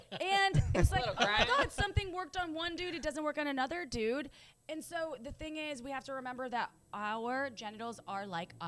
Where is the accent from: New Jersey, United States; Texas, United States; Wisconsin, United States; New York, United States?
Wisconsin, United States; I'm from Wisconsin, by the way.